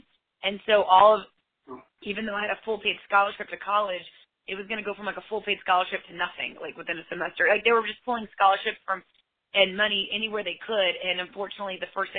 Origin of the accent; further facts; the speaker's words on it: a couple hours away from New Orleans, Louisiana, United States; moved away; My hometown is a couple hours away from New Orleans.